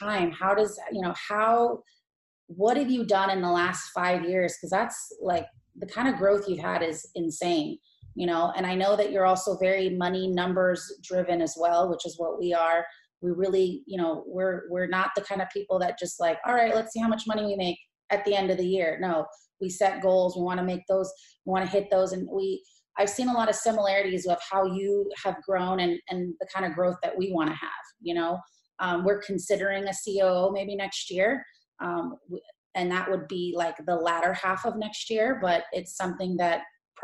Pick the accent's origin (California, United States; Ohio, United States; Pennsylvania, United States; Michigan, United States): California, United States; Los Angeles; moved away as an adult; now in Tampa, United States; Kush is my brother, and we're from Los Angeles